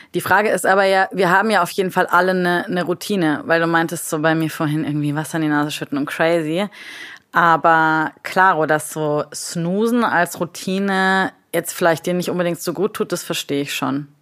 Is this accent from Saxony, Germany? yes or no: no; Munich, Bavaria, Germany; Ich sitze heute hier im wunderschönen München, meiner Heimat